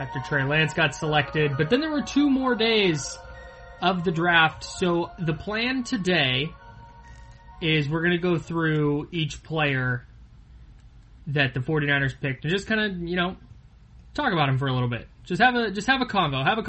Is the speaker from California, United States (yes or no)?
yes; Brentwood, California, United States; also born or lived in Arizona; I'm from Brentwood. Oh, where's that? Oh, it's just outside the Bay.